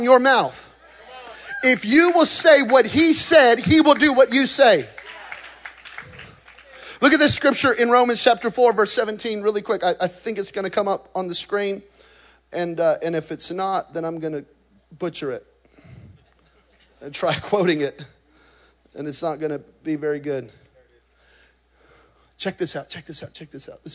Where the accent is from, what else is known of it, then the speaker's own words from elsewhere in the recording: New Mexico, United States; I'm from New Mexico